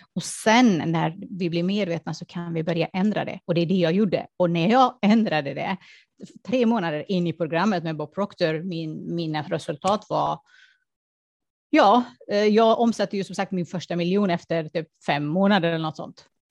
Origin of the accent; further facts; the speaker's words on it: Afghanistan; moved away; det kom ju från min barndom att jag såg fattigdom. Jag kom ju från Afghanistan och det är krig, krig och fattigdom och allt det där